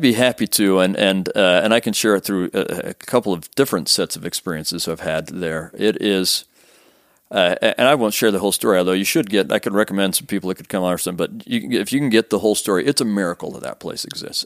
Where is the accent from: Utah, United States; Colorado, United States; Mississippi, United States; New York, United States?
Utah, United States; Sandy; I'm I'm from actually not far from here. I grew up in Sandy, mm. um, r- right on State Street